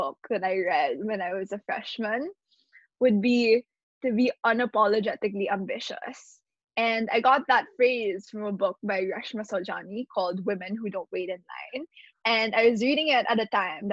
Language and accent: English; Manila, Metro Manila, Philippines; I was born and raised here in Manila, Philippines